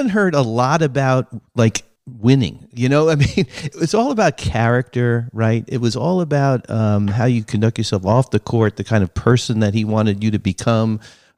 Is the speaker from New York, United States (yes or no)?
yes; New York, United States; moved away as an adult; also born or lived in Massachusetts; now in California, United States; I'm a New Yorker